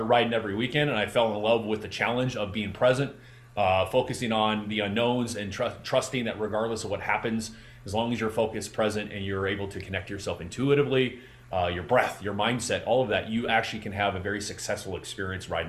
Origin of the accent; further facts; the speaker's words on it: Southern California, United States; I got fortunate enough to be able to be trained by the California Angels pitching staff because I'm from Southern California.